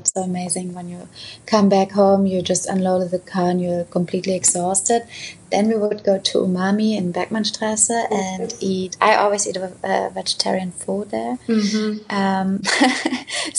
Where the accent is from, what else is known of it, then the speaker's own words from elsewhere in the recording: Potsdam, Brandenburg, Germany; now in Berlin, Germany; we have Brandenburg, where I'm actually from Potsdam, which is just half an hour away